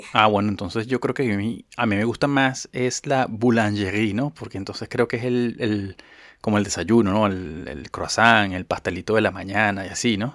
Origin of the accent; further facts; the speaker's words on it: Caracas, Capital District, Venezuela; yo pasé gran parte de mi infancia en Katia.